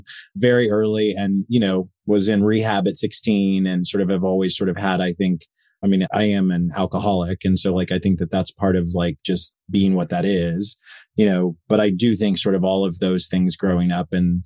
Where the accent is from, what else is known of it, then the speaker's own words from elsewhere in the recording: Enid, Oklahoma, United States; moved away as an adult; I grew up in Enid, Oklahoma, which is about 2 hours west of Tulsa, Oklahoma